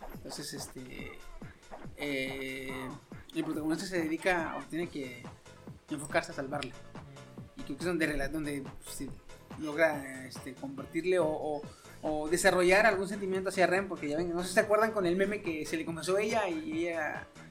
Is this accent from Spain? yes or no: no; Mexico; como buen mexicano que soy y gordo